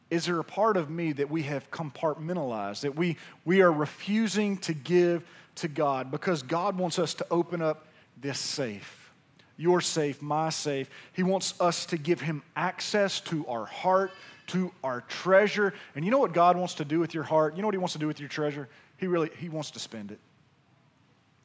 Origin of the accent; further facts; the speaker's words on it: Pearl, Mississippi, United States; I'm from Pearl, Mississippi